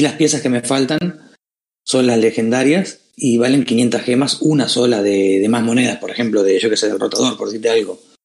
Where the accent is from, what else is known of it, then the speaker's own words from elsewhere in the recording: Uruguay; now in Spain; soy de Uruguay de nacimiento, pero yo llevo unos cuantos años acá en España